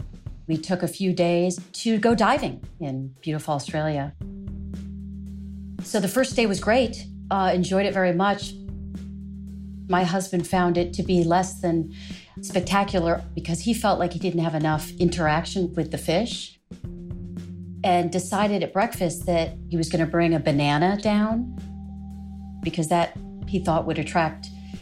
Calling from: Arlington, Virginia, United States; I'm calling from Arlington, Virginia.

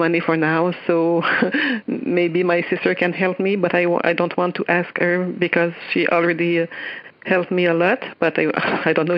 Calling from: Quebec City, Quebec, Canada; English is a second language; I'm calling from Quebec City in Canada

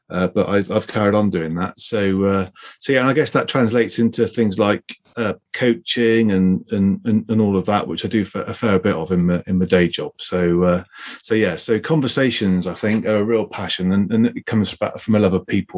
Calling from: South West England, United Kingdom; Hi, I'm down in Devon today.

